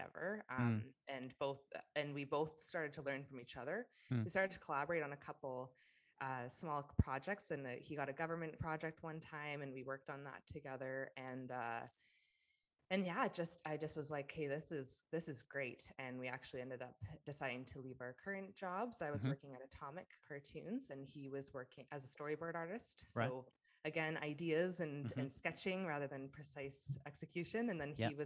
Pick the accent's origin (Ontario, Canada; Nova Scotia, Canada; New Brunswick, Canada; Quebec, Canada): Ontario, Canada; King City; moved away as an adult; also born or lived in Vancouver; now in Austin, United States; I was born and raised in Ontario